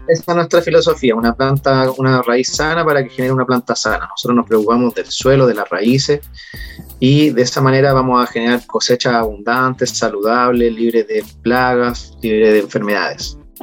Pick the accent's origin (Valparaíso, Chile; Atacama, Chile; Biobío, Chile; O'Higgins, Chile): Valparaíso, Chile; Yo siempre he sido de la quinta región